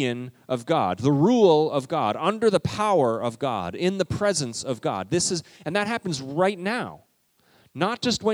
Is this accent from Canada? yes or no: yes; Canada; I'm Canadian